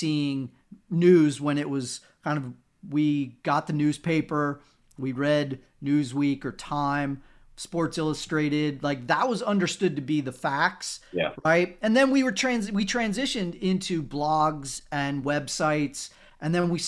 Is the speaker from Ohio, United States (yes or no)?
yes; Cincinnati, Ohio, United States; moved away; also born or lived in West Virginia; I'm from Cincinnati